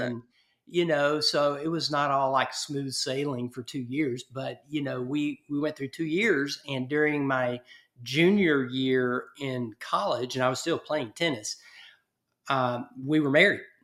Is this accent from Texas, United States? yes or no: yes; East Texas, United States; my little small town that I grew up in East Texas